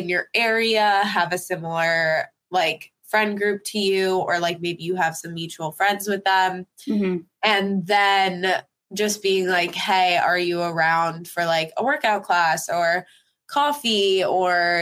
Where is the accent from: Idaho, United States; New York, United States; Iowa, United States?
New York, United States; also born or lived in Los Angeles; friends that I grew up with in New York